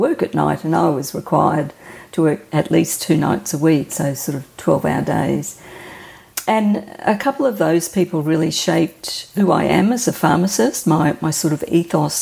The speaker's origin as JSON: {"language": "English", "town": "Brisbane", "region": "Queensland", "country": "Australia", "tie": "born or raised there", "said": "I've lived in Brisbane all my life"}